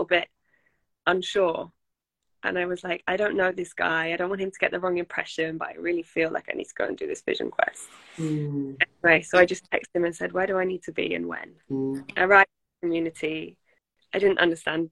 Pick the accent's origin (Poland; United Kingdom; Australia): United Kingdom; England; I am from England